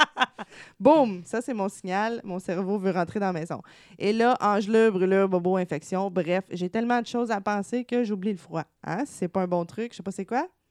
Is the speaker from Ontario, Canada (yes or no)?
no; Gatineau, Quebec, Canada; je viens de Gatineau